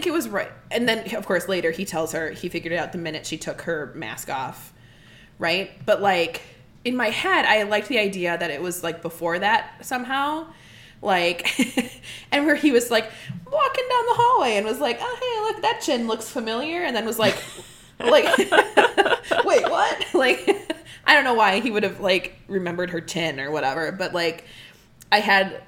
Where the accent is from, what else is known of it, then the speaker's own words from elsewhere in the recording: Midwest, United States; I'm from the Midwest